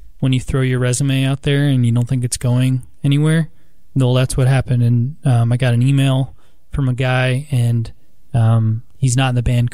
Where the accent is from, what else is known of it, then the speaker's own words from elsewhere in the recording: New Jersey, United States; moved away as an adult; also born or lived in New York City; now in Columbus, United States; I'm originally from New Jersey. I grew up, was born and raised in New Jersey, went to college in New York City.